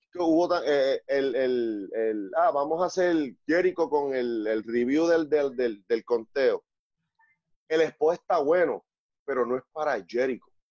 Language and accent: Spanish; Puerto Rico